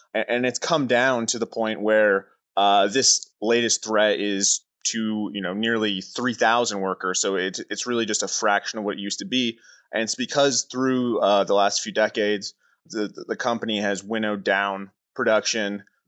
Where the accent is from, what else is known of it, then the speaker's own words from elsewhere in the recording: Oshawa, Ontario, Canada; I was born in Oshawa. I grew up in Oshawa.